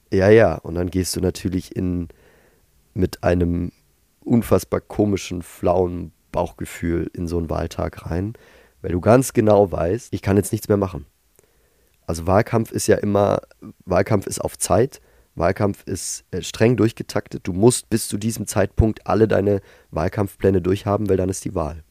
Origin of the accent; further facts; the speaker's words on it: Tübingen, Baden-Württemberg, Germany; in meiner Heimatstadt Tübingen